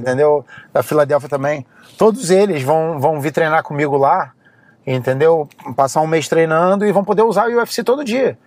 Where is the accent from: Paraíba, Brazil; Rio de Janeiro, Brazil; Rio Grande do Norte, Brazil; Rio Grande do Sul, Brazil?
Rio de Janeiro, Brazil; also born or lived in Philadelphia, United States; now in Las Vegas, United States; Eu saí do Rio de Janeiro para fugir da favela